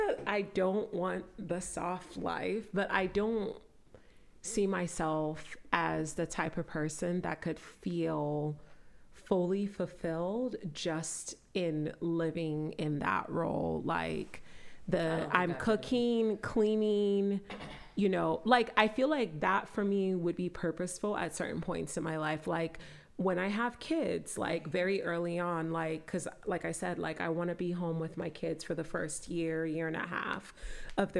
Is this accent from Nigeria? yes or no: yes; Nigeria; I'm Nigerian